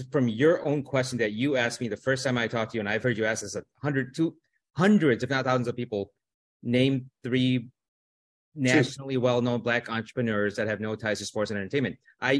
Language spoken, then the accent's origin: English; Melrose Park, Illinois, United States; also born or lived in South India; I grew up in Melrose Park. So, but I grew up poor in a low income neighborhood.